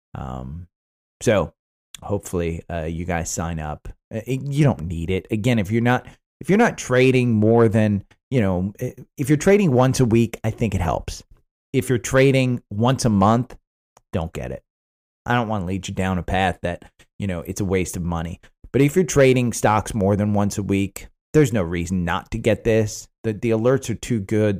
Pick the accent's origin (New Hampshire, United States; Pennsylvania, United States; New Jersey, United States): New Jersey, United States; growing up in New Jersey